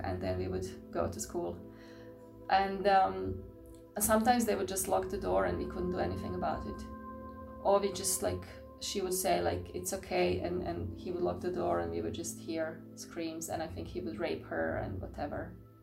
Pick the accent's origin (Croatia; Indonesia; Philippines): Croatia; I grew up in Croatia